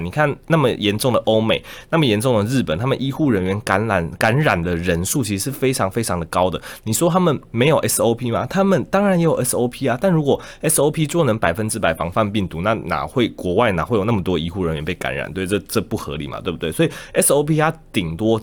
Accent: Taichung, Taiwan; moved away as an adult; also born or lived in Taipei; now in Yunlin, Taiwan; 我也不是天龙人啊，我是台中人

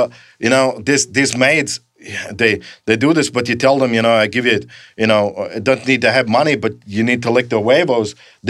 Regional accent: Graz, Styria, Austria; So ever since I grew up in Graz, Austria, you know, this is what you do.

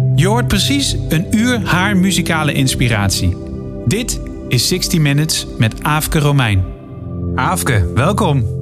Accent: Netherlands; wij Nederlanders

